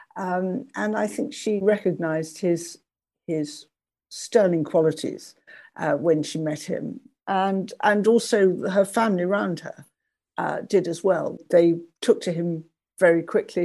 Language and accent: English; Oxfordshire, South East England, United Kingdom; I was brought up in Oxfordshire, not very far from where John and Susie Buchan lived